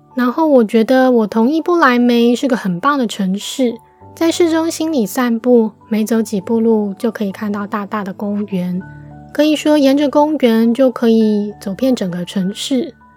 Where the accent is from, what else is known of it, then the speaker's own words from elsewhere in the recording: Taiwan; 很高兴自己身为台湾人，感受到和我生长的土地有所连结